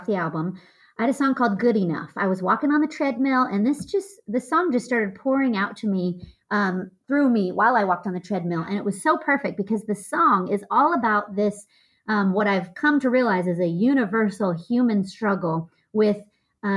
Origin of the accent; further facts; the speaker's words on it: United States; I'm American